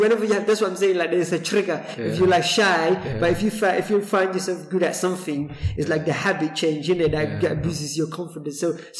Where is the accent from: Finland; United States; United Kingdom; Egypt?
United Kingdom; London; moved away as an adult; also born or lived in Somalia; now in Sheffield, United Kingdom; So I was born in Somalia, and then I moved to. I grew up in East London, so Poplar.